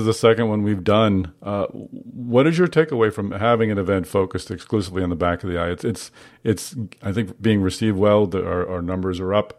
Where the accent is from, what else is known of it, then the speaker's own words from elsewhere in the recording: Boston, Massachusetts, United States; Boston, my hometown